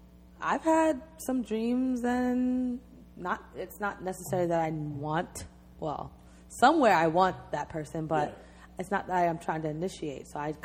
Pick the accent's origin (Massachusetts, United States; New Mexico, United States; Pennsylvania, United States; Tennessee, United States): Pennsylvania, United States; Philadelphia; I'm from Philly